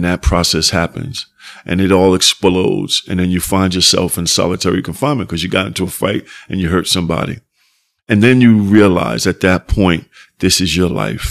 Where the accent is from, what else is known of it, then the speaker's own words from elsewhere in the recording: New York City, New York, United States; growing up in Soundview, that's how it was.